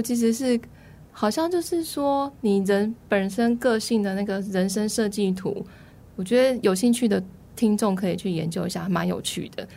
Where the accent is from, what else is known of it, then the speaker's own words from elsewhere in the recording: Taichung, Taiwan; moved away as an adult; also born or lived in Taipei; now in Zhudong, Taiwan; 我在开书店之前都在台北工作，然后我又台中出生，所以其等于是在大都市里面